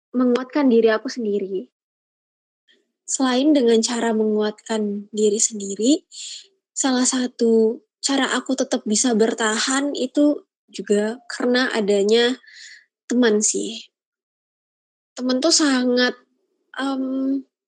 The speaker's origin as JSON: {"language": "Indonesian", "town": "Padang", "region": "West Sumatra", "country": "Indonesia", "tie": "born or raised there", "moved": "as an adult", "lives_now": "Semarang, Indonesia", "said": "aku kan asalnya dari Padang ya Feb uh, dan itu tuh emang dari kecil di Padang"}